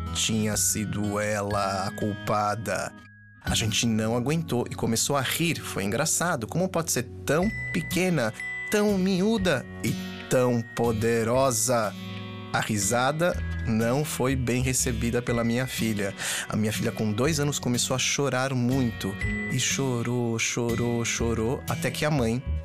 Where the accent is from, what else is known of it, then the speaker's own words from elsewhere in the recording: Brazil; also born or lived in Israel; Eu sou do Brasil, mas também não nasci no Brasil